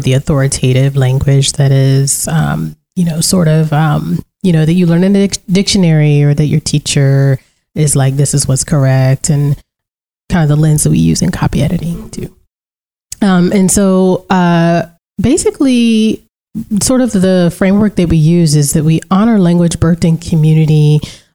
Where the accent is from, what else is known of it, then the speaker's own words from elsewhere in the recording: Central Virginia, United States; accent: Southeastern U.S. English, Central Virginia African-American English (AAVE); first language African-American English; also born or lived in Central North Carolina / Central France; I speak Southeastern U.S. English, and I know that's a broad term, specifically Central Virginia, I guess now Central North Carolina, African-American English